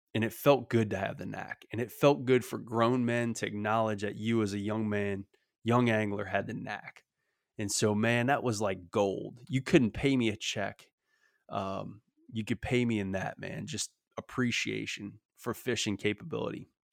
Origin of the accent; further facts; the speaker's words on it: Louisiana, United States; in Louisiana particularly, 'cause that's my home state